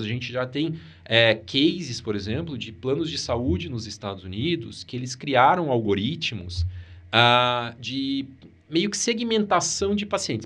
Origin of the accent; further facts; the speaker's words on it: Maringá, Paraná, Brazil; Eu sou de Maringá